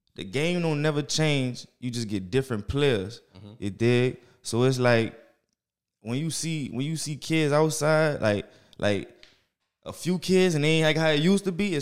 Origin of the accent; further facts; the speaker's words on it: New Orleans, Louisiana, United States; I'm from there. From the 7 Wall